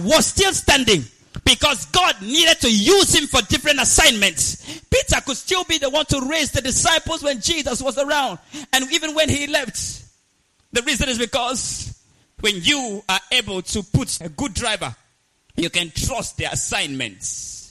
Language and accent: English; Nigeria; I come from Nigeria